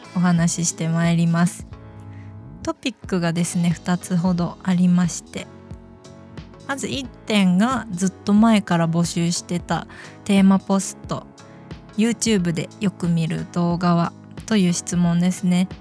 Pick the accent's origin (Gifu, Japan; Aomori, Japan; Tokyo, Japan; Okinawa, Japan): Gifu, Japan; accent: Gifu dialect; also born or lived in Kuwana, Mie / Shizuoka; 私出身、生まれ、生まれは三重県の桑名市で、育ちは岐阜県なんですね